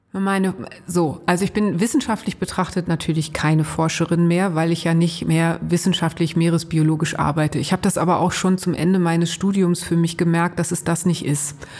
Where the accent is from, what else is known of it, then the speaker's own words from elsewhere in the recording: Ruhr area, North Rhine-Westphalia, Germany; Also ich bin im Ruhrgebiet groß geworden, weit weg vom Meer und als ordentliche Nordrhein-Westfälin